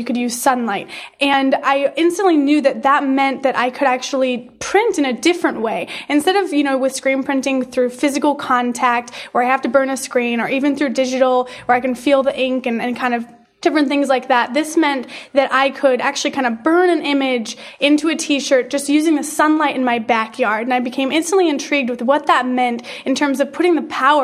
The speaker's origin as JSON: {"language": "English", "town": "Detroit", "region": "Michigan", "country": "United States", "tie": "born or raised there", "moved": "as an adult", "lives_now": "Los Angeles, United States", "said": "I grew up in Detroit, kind of just the suburbs of Detroit"}